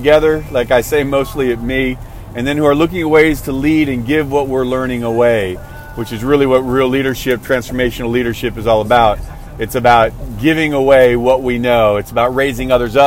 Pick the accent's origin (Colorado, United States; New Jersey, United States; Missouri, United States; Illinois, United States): Illinois, United States; outside of Chicago; now in Texas, United States; growing up outside of Chicago, I grew up in an area, in a neighborhood, just me and my mom and my gram.